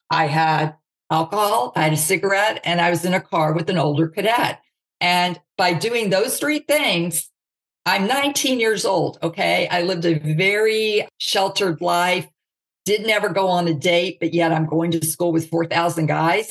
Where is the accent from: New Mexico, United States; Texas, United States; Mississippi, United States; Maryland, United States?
Mississippi, United States; Jackson; I was raised in the South. Okay. So you've got the Bible Belt, Jackson, Mississippi